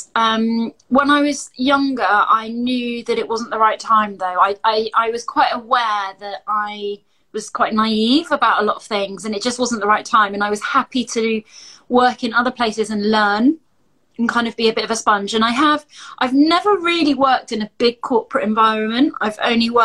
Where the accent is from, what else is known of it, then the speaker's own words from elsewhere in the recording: Glastonbury, South West England, United Kingdom; now in Bristol, United Kingdom; But I'm from Glastonbury. I'm from the southwest of England